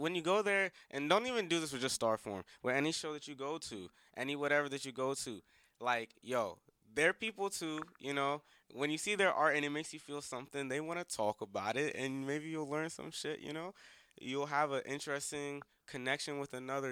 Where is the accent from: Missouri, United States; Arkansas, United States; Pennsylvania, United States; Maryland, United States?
Maryland, United States; I'm from Maryland